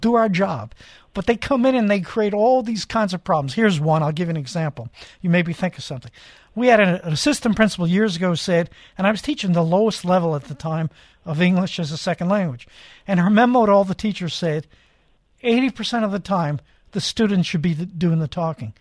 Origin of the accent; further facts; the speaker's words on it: New York City, New York, United States; now in California, United States; I grew up in Coney Island